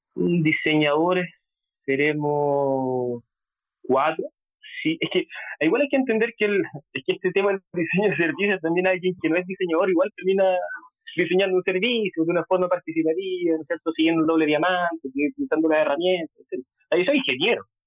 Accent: Concepción, Biobío, Chile; also born or lived in London; yo soy de Chile, de Concepción, una ciudad que queda un poquito al sur de Santiago

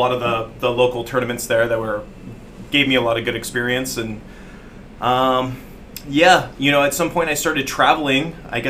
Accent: San Francisco Bay Area, California, United States; moved away as an adult; now in Bali, Indonesia; I grew up in the San Francisco Bay Area

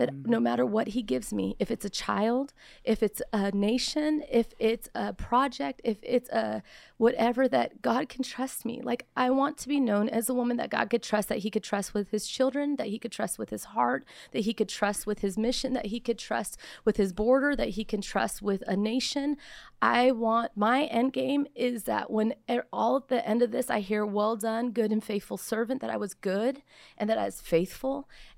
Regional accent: Simi Valley, California, United States; I'm 4'11 and a half for crying out loud. You know what I mean? I come from Simi Valley, California.

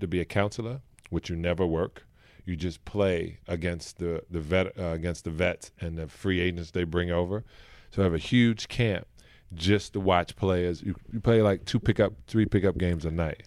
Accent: New York City, New York, United States; I grew up in Brooklyn, New York, Canarsie, and a project called Bayview Project

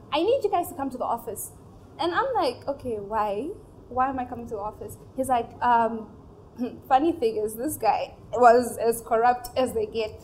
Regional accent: Namibia; moved away as an adult; now in Nigeria; my parents are originally from Nigeria, but okay. they moved to Namibia down south okay. 30 years ago. So I was born and raised and recently just relocated

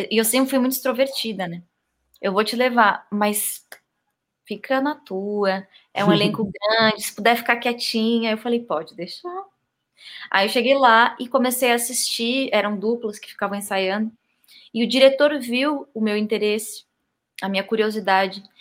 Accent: Salvador, Bahia, Brazil; born there; moved away; Eu nasci em Salvador, Bahia. Aí voltei a morar no Sul, porque a família toda era do Sul.

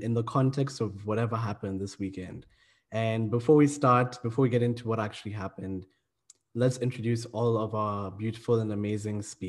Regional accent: Kenya; also born or lived in South Africa; now in United Kingdom; I'm from Kenya, but I've also lived in South Africa, and I'm currently living in the UK

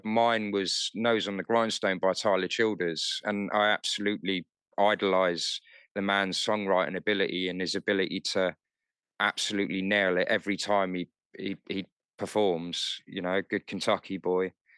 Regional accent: London, United Kingdom; moved away as an adult; now in Kent, United Kingdom; I grew up in North London, um, so technically, I'm a city boy

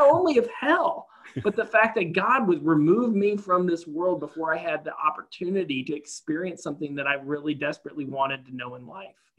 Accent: the South, United States; I grew up in the South of, of America

